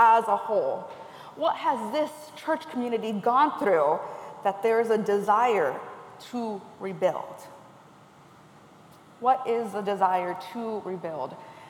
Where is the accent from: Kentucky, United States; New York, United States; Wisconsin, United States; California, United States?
California, United States; I am originally from California